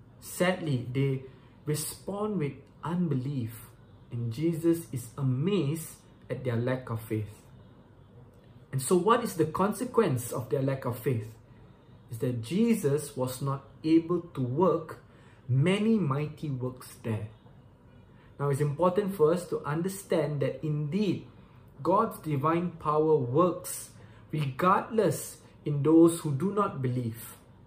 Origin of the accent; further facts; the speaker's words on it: Malaysia; Once again … I'm from Malaysia.